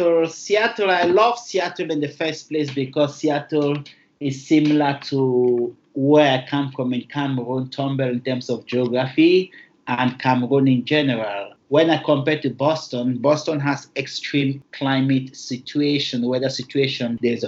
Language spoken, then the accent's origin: English; Bangui, Central African Republic; also born or lived in Tumbal; I was born in Bengui, and Bengui is heavily Catholic as opposed to Protestants. Okay, this is Bengui where I grew up at one moment.